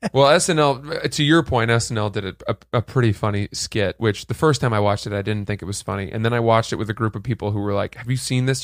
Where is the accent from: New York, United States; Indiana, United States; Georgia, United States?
New York, United States; New York City; You say, "New York,"